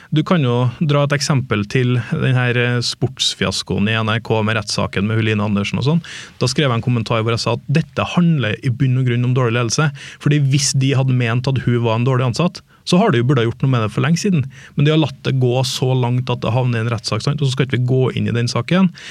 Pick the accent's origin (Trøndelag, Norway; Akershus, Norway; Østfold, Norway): Trøndelag, Norway; Trondheim; moved away as an adult; now in Oslo, Norway; jeg hadde et jobbtilbud hjemme i Trondheim